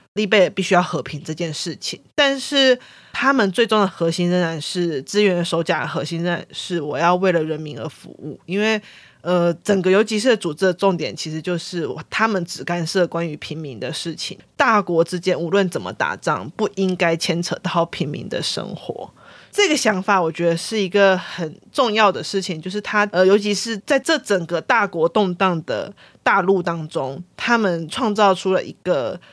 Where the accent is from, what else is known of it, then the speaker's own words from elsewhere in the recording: Taiwan; 作为台湾人玩那个剧情会很有感触